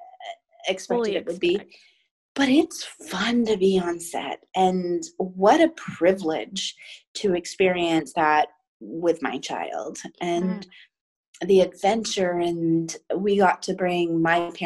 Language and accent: English; Maine, United States; also born or lived in Savannah; now in Los Angeles, United States; I grew up in Maine